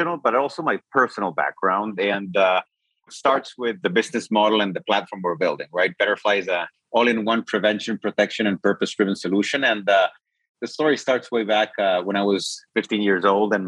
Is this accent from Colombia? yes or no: no; Chile; I'm from Chile.